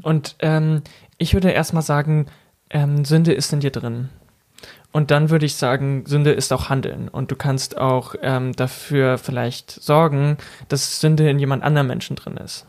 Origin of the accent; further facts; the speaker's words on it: near Braunschweig, Lower Saxony, Germany; moved away as an adult; also born or lived in Ruhr area / Elztal; now in Berlin, Germany; in meiner Heimat, in der Nähe von Braunschweig, sagt man auch Birne